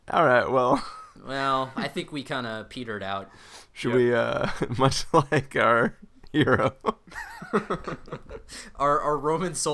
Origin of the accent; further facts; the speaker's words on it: United States; we're we're American